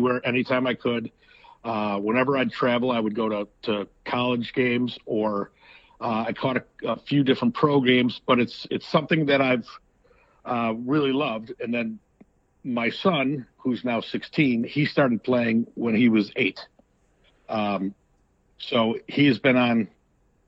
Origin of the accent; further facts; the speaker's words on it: Chicago, Illinois, United States; moved away as an adult; now in Carmel, United States; I grew up in Chicago. I've lived in Chicago my whole entire life until the last 2 years when I moved to Carmel, Indiana